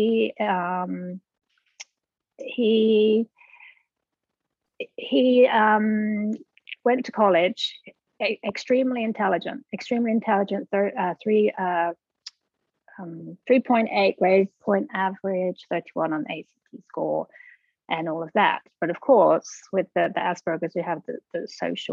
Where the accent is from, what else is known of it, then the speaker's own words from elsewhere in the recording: England, United Kingdom; now in Birmingham, Alabama, United States; I'm originally from England, and I've lived here